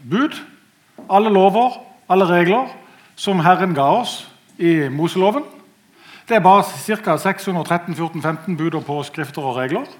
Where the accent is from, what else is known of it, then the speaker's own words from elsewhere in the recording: Norway; Jeg er født og oppvokst i Marikveien. Siden gikk det bare oppover.